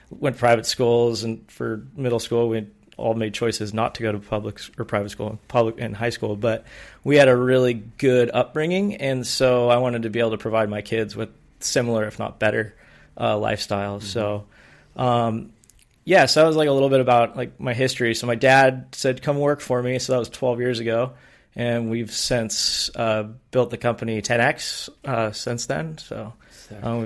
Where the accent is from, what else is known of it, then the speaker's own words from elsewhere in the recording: San Diego, California, United States; born and raised in San Diego, my entire life been here.